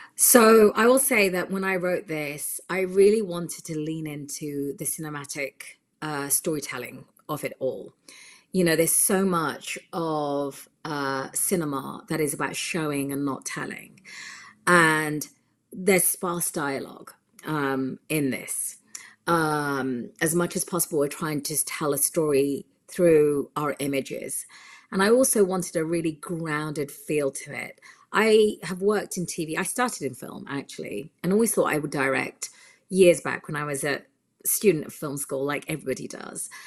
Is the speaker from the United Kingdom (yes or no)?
yes; United Kingdom; now in California, United States; I'm from the U K originally, that's where I was born, but I've lived here for a considerable amount of time now, and I'm American.